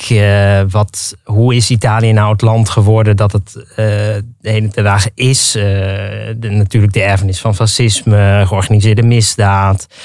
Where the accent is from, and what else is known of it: Netherlands; born or raised there